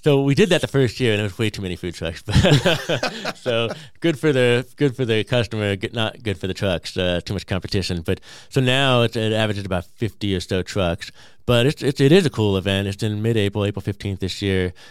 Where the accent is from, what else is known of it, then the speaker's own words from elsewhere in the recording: California, United States; now in Peoria, United States; I grew up in California